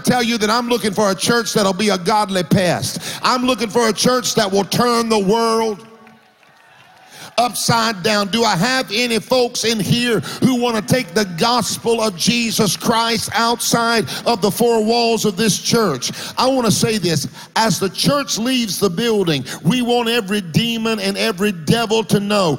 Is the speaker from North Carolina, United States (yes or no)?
no; Florida, United States; I grew up in Florida. I lived in parsonages most of my life